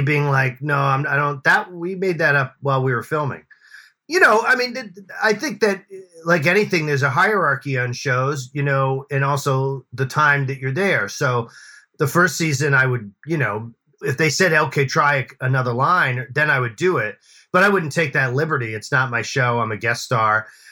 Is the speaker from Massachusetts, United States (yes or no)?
yes; Boston, Massachusetts, United States; I grew up in Boston